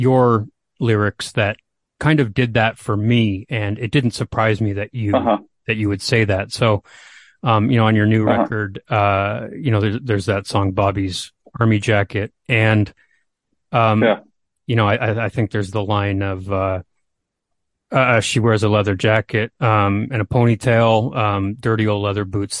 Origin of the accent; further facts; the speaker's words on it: Canada; being a Canadian here